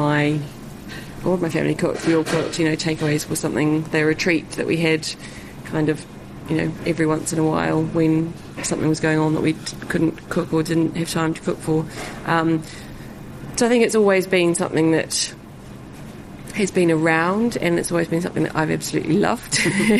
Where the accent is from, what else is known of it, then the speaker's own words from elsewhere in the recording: New Zealand; now in London, United Kingdom; growing up in New Zealand